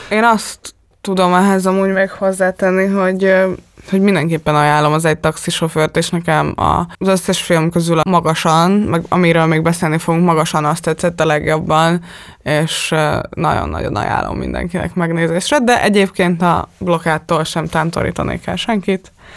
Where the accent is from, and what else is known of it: Hungary